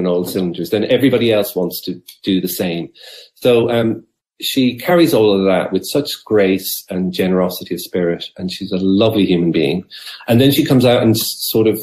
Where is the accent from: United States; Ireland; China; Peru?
Ireland; Dungarvan, Munster; when I was a young fella growing up in Abbeyside, Dungarvan